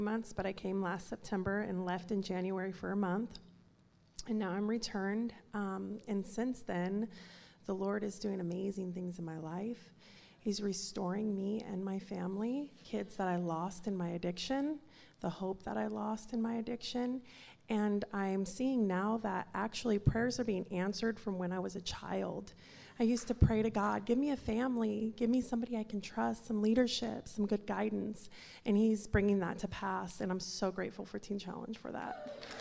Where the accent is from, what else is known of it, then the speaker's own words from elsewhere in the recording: Seattle, Washington, United States; I'm from Seattle, Washington.